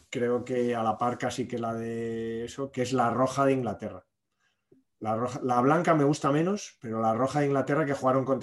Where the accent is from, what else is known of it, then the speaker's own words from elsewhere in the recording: Spain; Somos muy español, es muy español eso de camiseta, pero luego el pantalón cada uno.